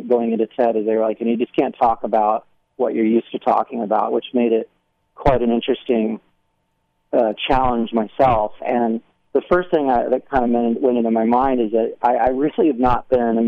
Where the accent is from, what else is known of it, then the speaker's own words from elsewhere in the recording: Albany, New York, United States; also born or lived in Germany; now in Newport Beach, United States; I spent most of my time upstate in Albany, New York